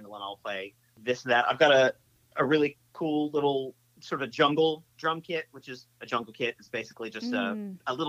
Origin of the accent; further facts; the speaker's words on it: Ashland, Kentucky, United States; moved away as an adult; now in Lexington, United States; I am originally from Eastern Kentucky. I grew up in a town called Ashland.